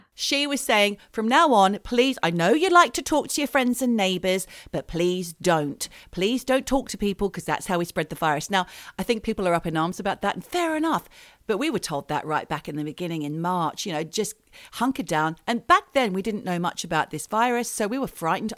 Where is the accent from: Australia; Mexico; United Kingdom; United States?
Australia; moved away as an adult; we are Australian and we do hold Australian passports and we did grow up in Australia, but we haven't been resident there for many years. Like, for me, it's been thirty